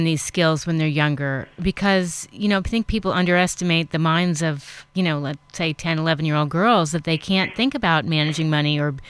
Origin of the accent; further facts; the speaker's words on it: New York City, New York, United States; I grew up in New York City.